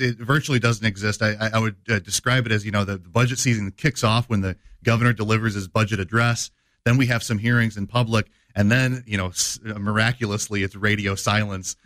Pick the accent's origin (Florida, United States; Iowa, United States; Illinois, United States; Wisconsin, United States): Illinois, United States; Dixon; born and raised in, uh, Dixon, Illinois.